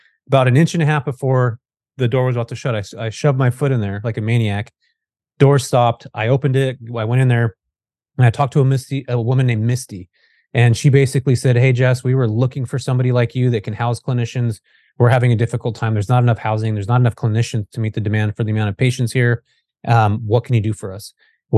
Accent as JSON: {"language": "English", "region": "California", "country": "United States", "tie": "born or raised there", "said": "I grew up in Northern California, and pretty much everybody skateboarded here when I was growing up."}